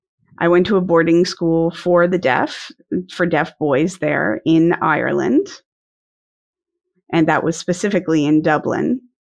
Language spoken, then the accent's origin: English; New Brunswick, Canada; moved away as an adult; also born or lived in Halifax, Canada; now in Dartmouth, Canada; I hail from New Brunswick originally, and I moved to Halifax about 30 years ago to go to St. Mary's University. After graduating, I decided to stay in Halifax